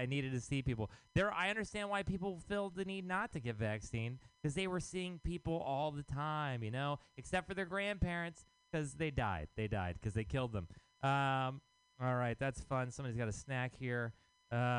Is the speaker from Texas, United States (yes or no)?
yes; Texas, United States; now in San Francisco, United States; I am from Texas.